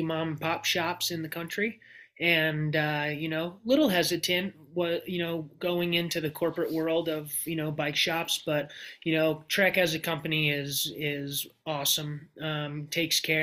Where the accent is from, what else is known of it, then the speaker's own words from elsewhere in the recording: Hillsdale, New Jersey, United States; I grew up in Hillsdale, New Jersey